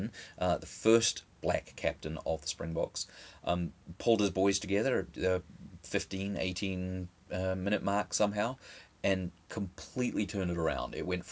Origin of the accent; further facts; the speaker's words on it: New Zealand; now in United States; I grew up in New Zealand, played a little high school rugby